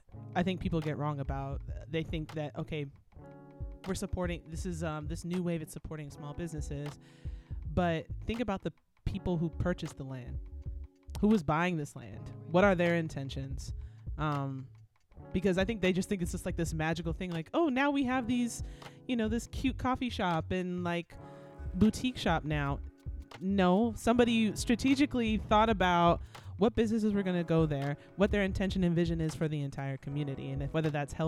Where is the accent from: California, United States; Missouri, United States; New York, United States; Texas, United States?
California, United States; Diamond Bar; now in Washington, D.C., United States; I'm from Diamond Bar, California.